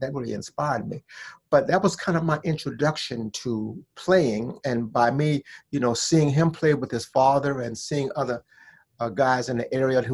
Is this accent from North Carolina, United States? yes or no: no; Washington, District of Columbia, United States; also born or lived in Vaughnville, South Carolina; But I grew up there until I was like 6 years old. And then my mom's, after I got six, she brought me up here to Washington, D.C.